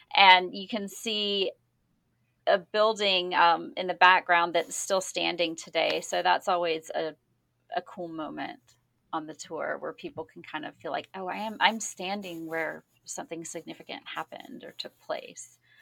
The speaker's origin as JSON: {"language": "English", "region": "Georgia", "country": "United States", "tie": "born or raised there", "also_born_or_lived": "Atlanta", "moved": "as an adult", "lives_now": "Los Angeles, United States", "said": "I moved out to Los Angeles from Georgia in two thousand eight, and I grew up in a town that is, you know, if you, you say a traditional small town, but think smaller"}